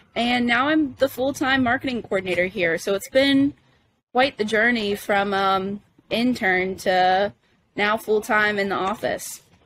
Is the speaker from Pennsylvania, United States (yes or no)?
no; Corpus Christi, Texas, United States; moved away as an adult; now in Savannah, United States; I'm from Corpus Christi, Texas, uh, way down south on the coast